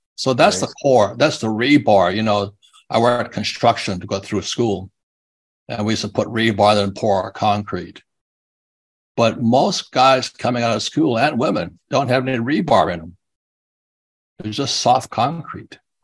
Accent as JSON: {"language": "English", "region": "Hawaii", "country": "United States", "tie": "born or raised there", "moved": "as an adult", "lives_now": "Phoenix, Arizona, United States", "said": "I was his son, first son growing up in Hawaii"}